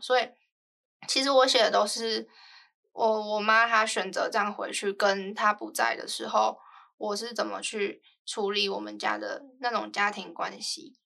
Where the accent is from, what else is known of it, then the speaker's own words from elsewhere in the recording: Taiwan; also born or lived in Guizhou, China; 后来回到台湾上幼稚园过后